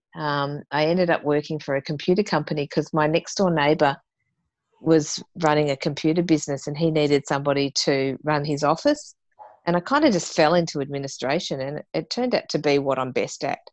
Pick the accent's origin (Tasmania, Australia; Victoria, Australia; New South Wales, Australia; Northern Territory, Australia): Tasmania, Australia; moved away; being a Tasmanian, you know, that my dad used to supply um, the Launceston chairlift